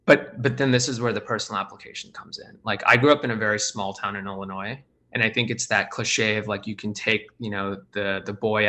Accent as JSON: {"language": "English", "country": "India", "tie": "born or raised there", "also_born_or_lived": "Australia", "said": "I grew up in India and Australia for the first 10 years of my life."}